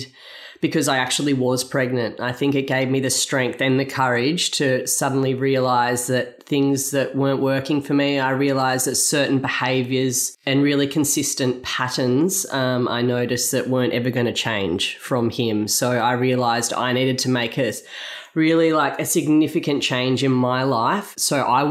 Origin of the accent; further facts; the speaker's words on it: Byron Bay, New South Wales, Australia; moved away as an adult; also born or lived in Gold Coast; now in Miami, Australia; I grew up in Byron Bay